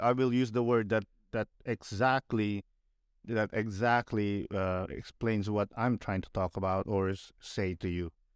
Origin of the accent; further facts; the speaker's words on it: Philippines; moved away as an adult; now in Canada; growing up in the Philippines